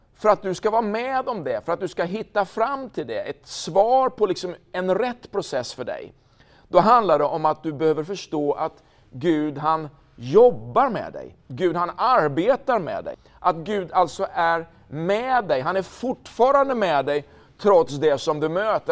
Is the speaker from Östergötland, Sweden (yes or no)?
yes; Linköping, Östergötland, Sweden; den fantastiska staden Linköping, platsen där jag är född